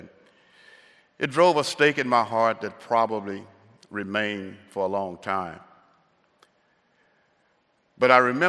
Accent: the South, United States; growing up in the South, how did I cope with the racism and how did I escape?

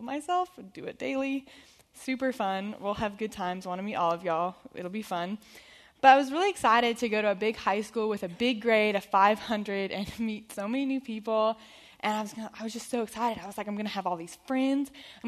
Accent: Perimeter School, Georgia, United States; I grew up here in Perimeter School. I went here first through eighth grade

